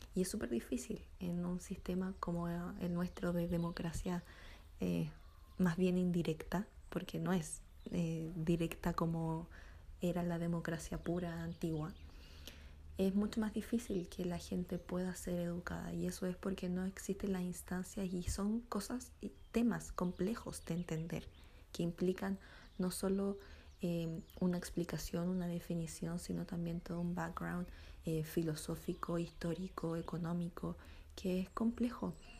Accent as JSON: {"language": "Spanish", "country": "Chile", "said": "para nosotros como chilenos"}